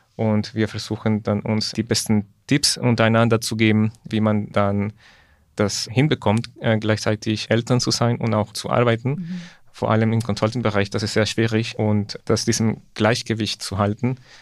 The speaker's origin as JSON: {"language": "German", "country": "Ecuador", "moved": "yes", "said": "ich komme ursprünglich aus Ecuador"}